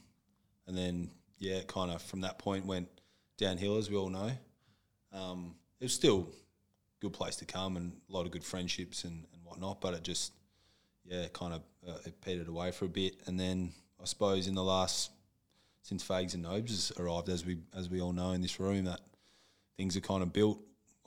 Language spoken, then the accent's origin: English; Perth, Western Australia, Australia; moved away as an adult; now in Brisbane, Australia; I'm from Perth